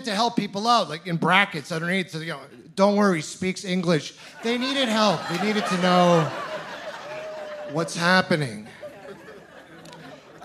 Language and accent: English; Ontario, Canada; moved away; I'm originally from Ontario